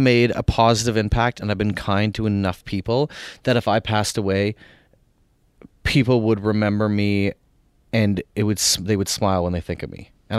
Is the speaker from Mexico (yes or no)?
no; Canada; Well, this is not my country. I'm Canadian, but like in this country and Canada too.